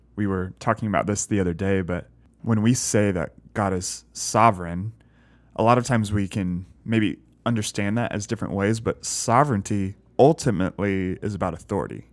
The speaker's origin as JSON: {"language": "English", "region": "the South", "country": "United States", "tie": "born or raised there", "said": "growing up in the South"}